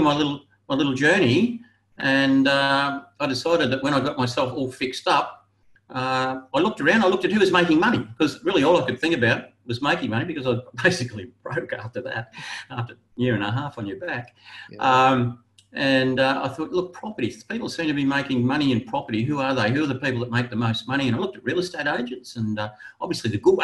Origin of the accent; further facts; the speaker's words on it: Brisbane, Queensland, Australia; also born or lived in Gold Coast; I was born in Brisbane. I moved to the Gold Coast to make my fortune.